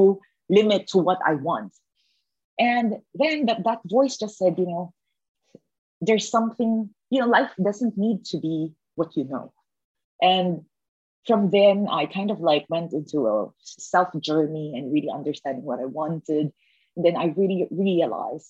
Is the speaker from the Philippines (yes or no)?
yes; Philippines; growing up in the Philippines, that's a developing country back then